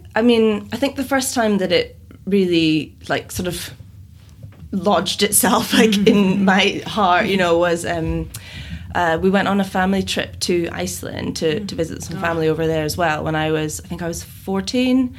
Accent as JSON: {"language": "English", "town": "Aberdeen", "region": "Scotland", "country": "United Kingdom", "tie": "born or raised there", "also_born_or_lived": "Faroe Islands / London / Edinburgh", "moved": "as an adult", "said": "I grew up mostly in Aberdeen, which is in the northeast of Scotland. I kind of bounced around a little bit, different places in Scotland."}